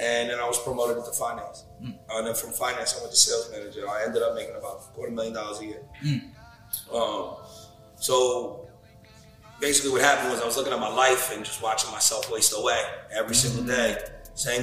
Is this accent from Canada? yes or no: no; North Bergen, New Jersey, United States; I'm from North Bergen, New Jersey